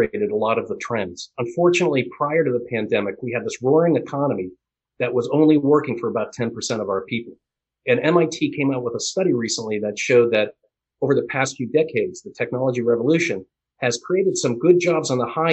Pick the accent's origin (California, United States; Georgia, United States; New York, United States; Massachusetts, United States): Massachusetts, United States; Boston; I was born in the Boston area, raised here